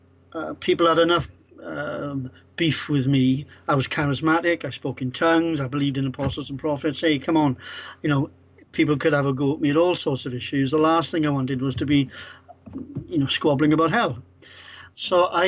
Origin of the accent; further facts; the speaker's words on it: Wales, United Kingdom; I'm Welsh as well